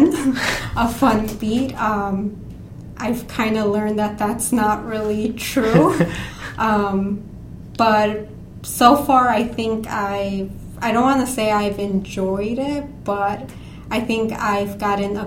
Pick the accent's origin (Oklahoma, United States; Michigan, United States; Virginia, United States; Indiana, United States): Indiana, United States; East Chicago; I grew up in East Chicago, Indiana, which is in Northwest Indiana